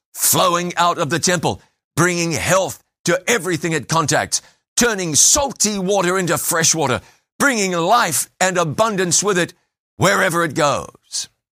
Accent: Waikato River confluence with Waipa, New Zealand; moved away; I grew up basically on the banks of the Waikato River

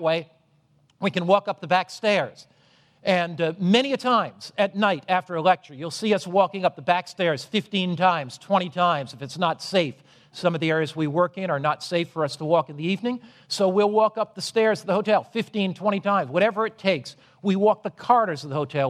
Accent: Norwich, Connecticut, United States; when I was a boy, I was brought up in Norwich, Connecticut

